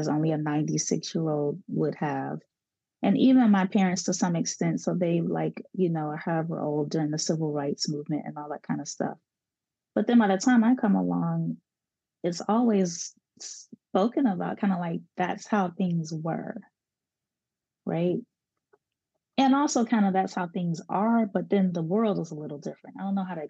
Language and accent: English; Chicago, Illinois, United States; growing up in Chicago, one of the ways to integrate schools was to have a magnet program, which is what I went through.